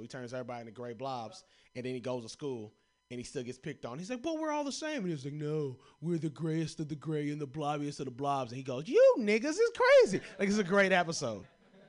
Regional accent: Kentucky, United States; I'm from Kentucky.

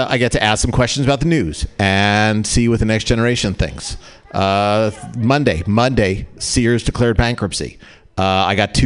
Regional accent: New Jersey, United States; now in California, United States; I grew up in New Jersey

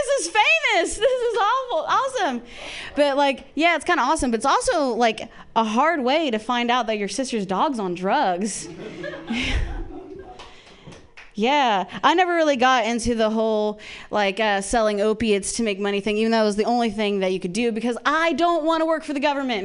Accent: Ohio, United States; moved away; I grew up in Ohio with lesbian parents

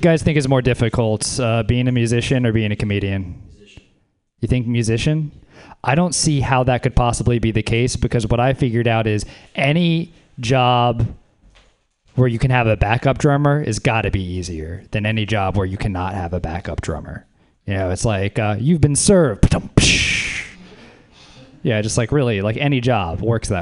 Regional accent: Louisiana, United States; moved away; I'm from Louisiana, actually. I was raised by a hippie down south

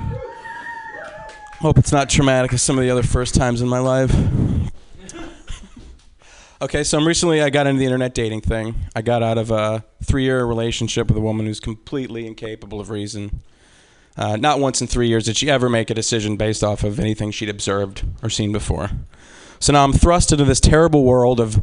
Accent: Midwest, United States; I'm a Midwesterner

